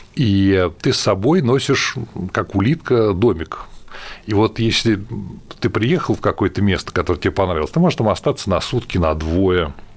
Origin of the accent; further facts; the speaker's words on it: Russia; я из России